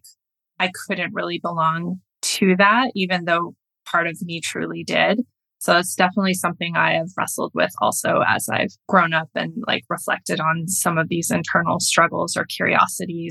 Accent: Flathead Lake, Montana, United States; at the base of Flathead Lake where I grew up in Montana.

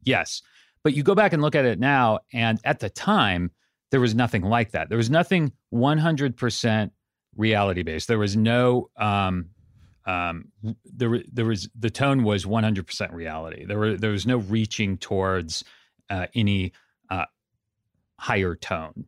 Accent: Santa Cruz, California, United States; moved away as an adult; also born or lived in Pasadena; now in Los Angeles, United States; I grew up in Santa Cruz, up in Northern California

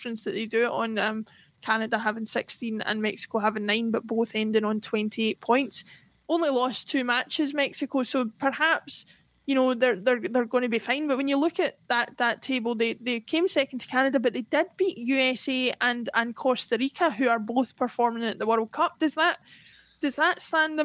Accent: Scotland, United Kingdom; as Scottish people

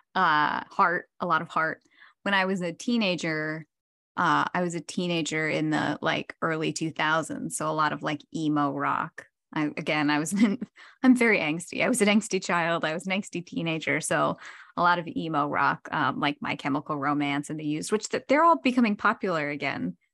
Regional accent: New Jersey, United States; moved away; I'm from New Jersey

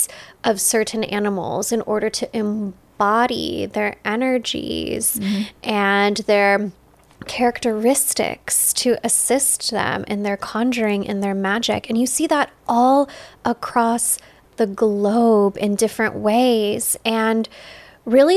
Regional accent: United States; our culture, American culture

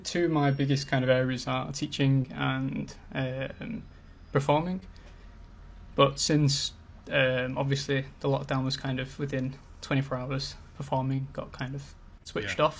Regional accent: Manchester, North West England, United Kingdom; now in London, United Kingdom; I'm originally from Manchester, up in the north, but I currently live in Greenwich in London

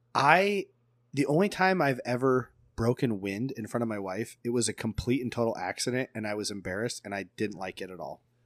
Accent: Woodward, United States; I'm growing up in Woodward

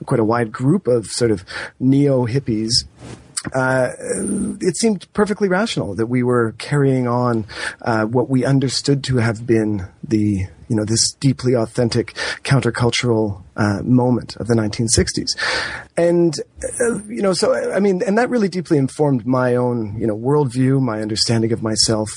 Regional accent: Toronto, Ontario, Canada; I grew up in Toronto, and I was born in the late 70s

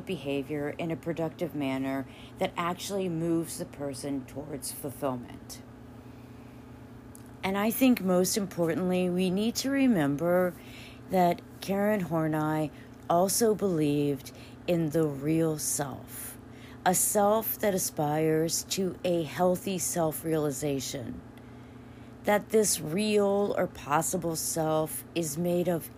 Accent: United States

